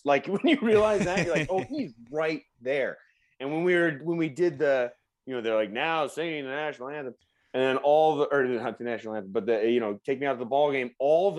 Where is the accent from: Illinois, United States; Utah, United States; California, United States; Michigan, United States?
California, United States; Northern; I grew up in Northern California.